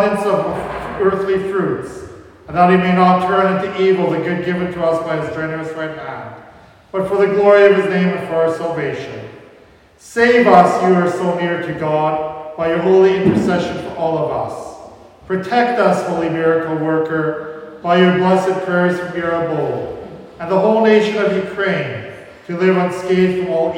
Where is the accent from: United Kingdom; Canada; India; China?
Canada; Rama, Saskatchewan; We grew up in Rama